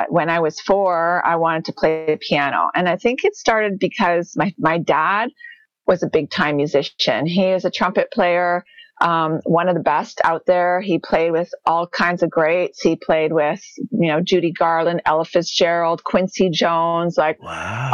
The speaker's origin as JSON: {"language": "English", "town": "Toronto", "region": "Ontario", "country": "Canada", "tie": "born or raised there", "also_born_or_lived": "Thornhill", "moved": "as an adult", "lives_now": "Saskatoon, Canada", "said": "Born and raised in Toronto and moved out here. I guess it's 12 years now we've been out on the prairies"}